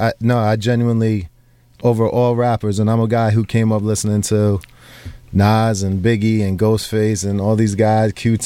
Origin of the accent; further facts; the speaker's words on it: New York, United States; I'm from New York